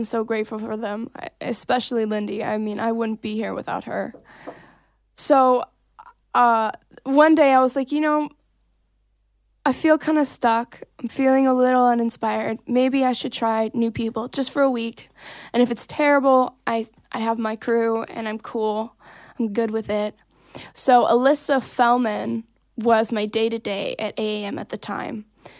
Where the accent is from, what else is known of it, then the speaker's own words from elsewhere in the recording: Davenport, Iowa, United States; And I was like, I'm from Davenport, which are literally neighboring towns.